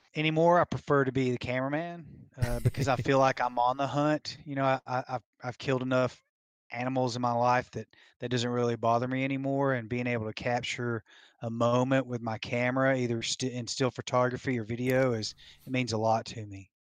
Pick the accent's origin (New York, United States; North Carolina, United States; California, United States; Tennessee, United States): Tennessee, United States; now in Colorado, United States; I was born and raised in Tennessee